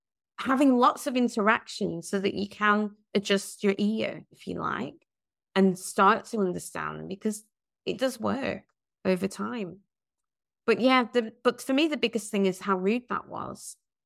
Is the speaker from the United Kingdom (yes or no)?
yes; England, United Kingdom; Yes, I personally have people struggling to understand my accent.